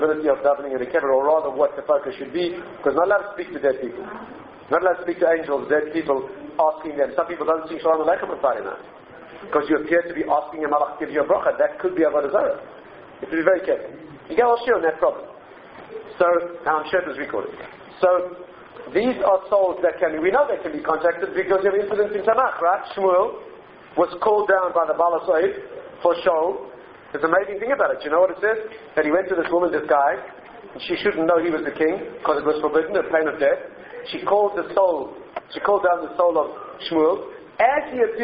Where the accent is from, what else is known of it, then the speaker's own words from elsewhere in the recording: South Africa; I come from South Africa